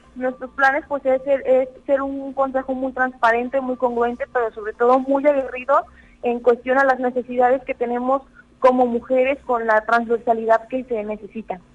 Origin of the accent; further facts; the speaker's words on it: San Luis Potosí, Mexico; cada vez somos más juventudes potosinas